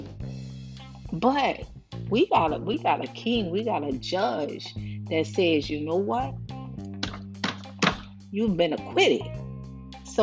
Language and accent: English; New Orleans, Louisiana, United States; also born or lived in San Francisco, California; now in Houston, United States; I'm in Houston, Texas. I'm from New Orleans, born in San Francisco.